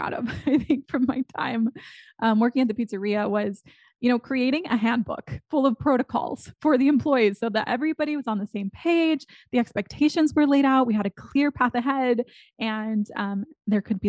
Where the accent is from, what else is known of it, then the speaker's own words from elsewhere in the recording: McAllen, Texas, United States; now in Austin, United States; I grew up in McAllen, Texas, which is at the very southern tip of Texas